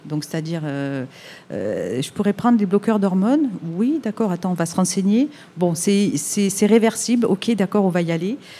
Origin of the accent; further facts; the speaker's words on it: France; now in Montreal, Canada; je suis française